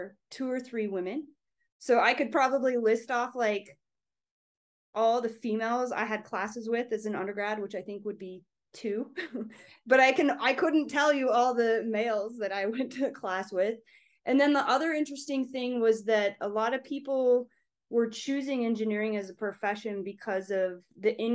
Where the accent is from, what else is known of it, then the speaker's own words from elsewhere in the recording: Pocatello, Idaho, United States; moved away as an adult; also born or lived in Bozeman, Montana; now in Salt Lake City, United States; I grew up in Pocatello, Idaho